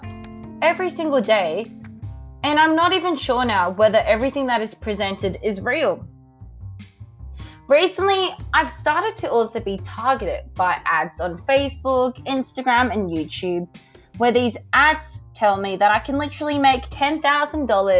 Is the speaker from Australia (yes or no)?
yes; Australia; I'm from Australia